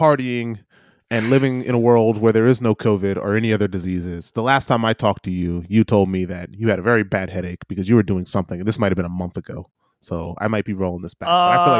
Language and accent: English; New Zealand; have a couple of Cuba Libres, look at some old cars from the 50s as a Kiwi.